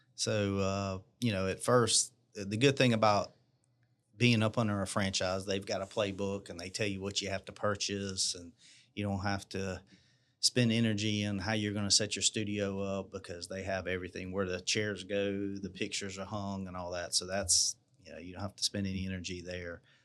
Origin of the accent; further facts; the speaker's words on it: Marion, South Carolina, United States; also born or lived in Charleston, South Carolina; now in Columbia, United States; I was born in Big Town of Marion, South Carolina. So, uh, that's down near the beach, um, right outside of Florence. I hadn't really lived anywhere else